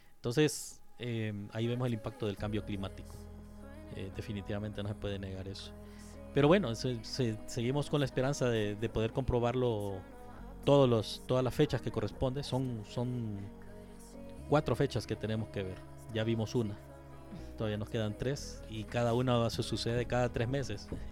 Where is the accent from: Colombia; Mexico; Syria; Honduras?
Honduras; estoy yo de vocal como hondureño